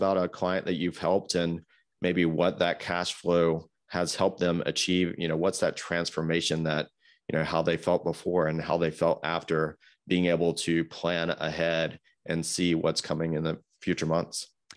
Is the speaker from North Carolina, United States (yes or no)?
yes; Greensboro, North Carolina, United States; my hometown of Greensboro that I grew up